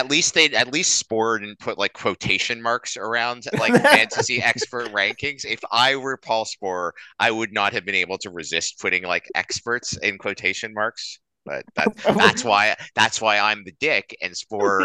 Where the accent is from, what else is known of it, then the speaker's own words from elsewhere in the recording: Canada; accent: Canadian; My Canadian accent